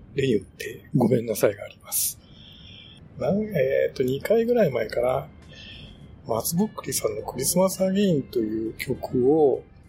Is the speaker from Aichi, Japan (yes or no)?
no; Shimane, Japan; moved away; うちの田舎だと、あの、島根